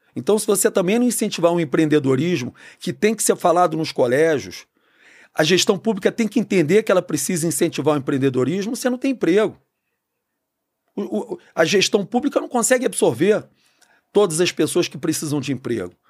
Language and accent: Portuguese; Rio de Janeiro, Brazil; Eu sou nascido e criado no Rio.